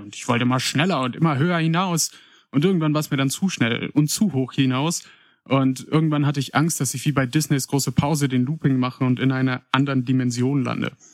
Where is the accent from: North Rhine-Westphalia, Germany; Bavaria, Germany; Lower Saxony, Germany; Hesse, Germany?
North Rhine-Westphalia, Germany; Paderborn; geboren und aufgewachsen bin ich in Paderborn